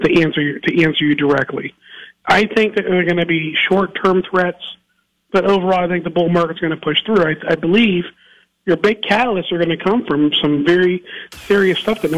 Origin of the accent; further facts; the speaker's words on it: United States; as an American.